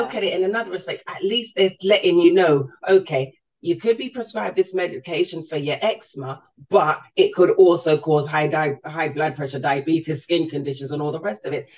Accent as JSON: {"language": "English", "region": "London", "country": "United Kingdom", "tie": "born or raised there", "said": "I was born and raised in in London"}